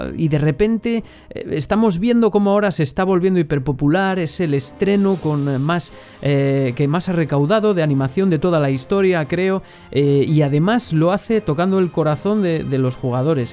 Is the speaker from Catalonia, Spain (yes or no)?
no; Valladolid, Castile and León, Spain; de Valladolid, justo de donde soy yo